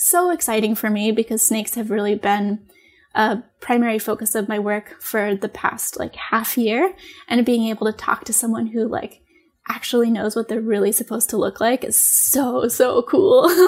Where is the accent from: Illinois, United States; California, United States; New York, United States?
New York, United States; moved away as an adult; also born or lived in Maine / Michigan / Oregon; in New York in my hometown